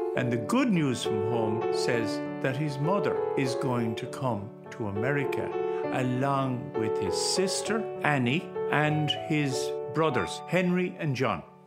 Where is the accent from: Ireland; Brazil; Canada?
Ireland; Ballygar, Connacht; I was brought up in Ballygar, County Galway, and it's about 10 miles from Roscommon, 19 miles from Athlone